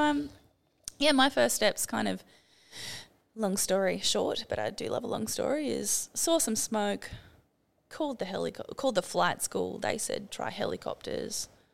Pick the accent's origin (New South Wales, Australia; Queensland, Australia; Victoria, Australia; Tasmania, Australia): New South Wales, Australia; Sydney; moved away as an adult; also born or lived in Byron Bay / Lennox Head / Townsville; I grew up in Sydney